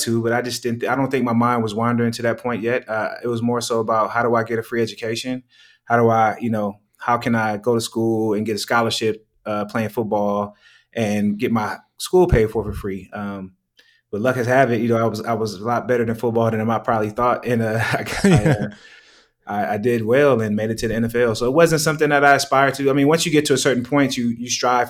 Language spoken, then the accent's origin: English; Oakland, California, United States; moved away as an adult; also born or lived in Boulder, Colorado; I'm from Oakland, California